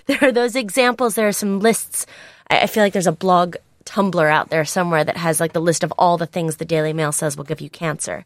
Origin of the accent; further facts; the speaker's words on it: United States; now in United Kingdom; I am an American